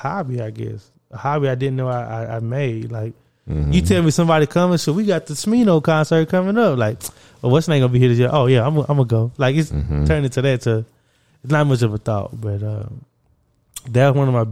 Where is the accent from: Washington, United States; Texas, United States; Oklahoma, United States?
Texas, United States; Orange; we come from Orange